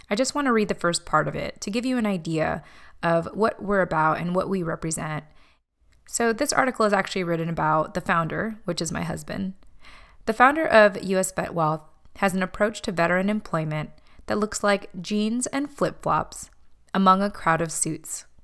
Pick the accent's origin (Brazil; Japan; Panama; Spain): Japan; born there; I was a military child with immigrant parents from the Philippines that was born in Japan.